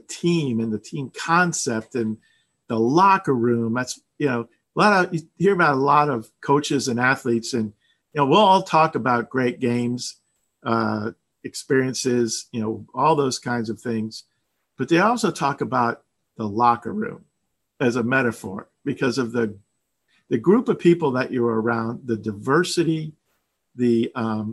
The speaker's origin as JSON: {"language": "English", "region": "South Florida", "country": "United States", "tie": "born or raised there", "also_born_or_lived": "Maryland / Oklahoma", "moved": "as an adult", "said": "I grew up in South Florida."}